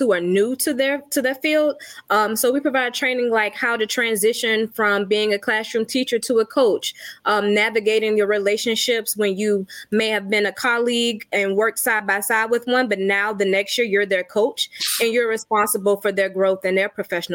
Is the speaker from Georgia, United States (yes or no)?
yes; Savannah, Georgia, United States; I'm originally from Savannah, Georgia